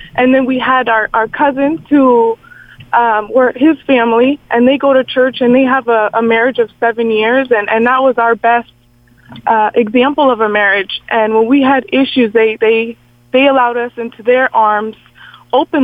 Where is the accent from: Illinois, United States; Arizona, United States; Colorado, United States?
Arizona, United States; where I grew up in Arizona